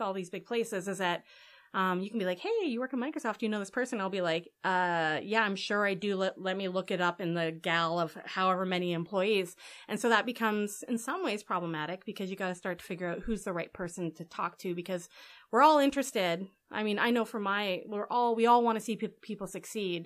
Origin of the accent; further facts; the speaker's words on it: Edmonton, Alberta, Canada; also born or lived in New York; now in Vancouver, Canada; I'm from Alberta